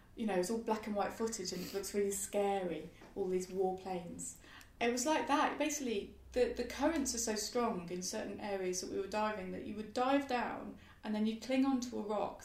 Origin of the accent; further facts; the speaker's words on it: Birmingham, West Midlands, United Kingdom; moved away; also born or lived in London; I grew up in Birmingham and I was living in London